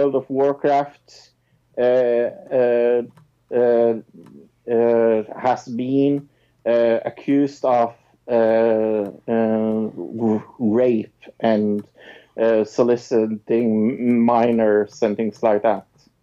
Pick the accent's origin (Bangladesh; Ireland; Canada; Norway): Norway; I'm from Norway.